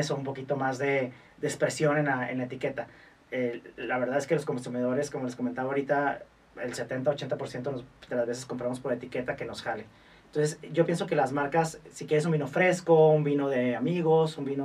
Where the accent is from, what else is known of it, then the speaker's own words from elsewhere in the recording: Mexico; más bien es como pensar que nosotros, como mexicanos, que a lo mejor nos falta un poquito ese tema